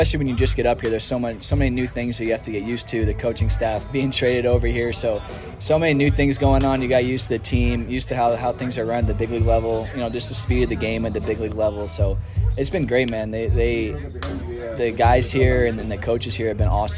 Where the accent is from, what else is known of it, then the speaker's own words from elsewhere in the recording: East Coast, United States; moved away as an adult; also born or lived in Arizona; now in California, United States; So I'm from the East Coast